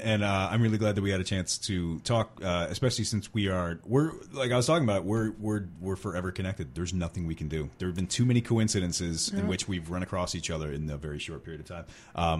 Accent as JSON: {"language": "English", "town": "Kenosha", "region": "Wisconsin", "country": "United States", "said": "We are from Kenosha."}